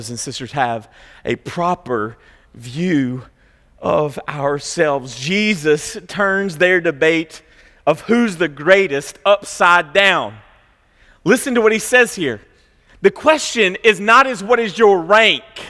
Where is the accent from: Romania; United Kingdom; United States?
United States; Franklin, Tennessee; we grew up in Franklin, which was much more like 90210 than it was South Central Kentucky